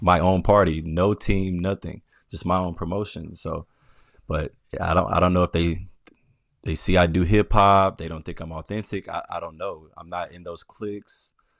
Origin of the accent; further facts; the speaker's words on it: Memphis, Tennessee, United States; also born or lived in Atlanta; now in Brooklyn, United States; I was born and raised in Memphis, so I, I grew up, uh, majority of my life in Memphis